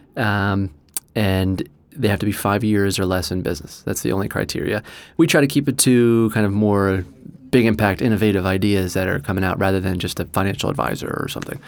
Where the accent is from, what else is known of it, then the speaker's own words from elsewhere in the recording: New Jersey, United States; moved away as an adult; also born or lived in Australia; now in Doylestown, United States; I'm from New Jersey originally